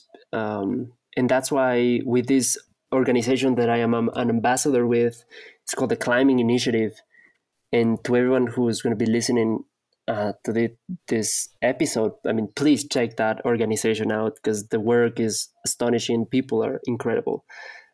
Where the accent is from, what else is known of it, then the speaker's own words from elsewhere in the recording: Ecuador; I'm from Ecuador.